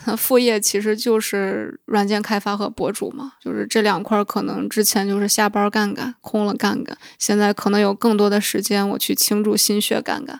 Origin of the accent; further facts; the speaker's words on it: Shanxi, China; moved away; 回我的老家山西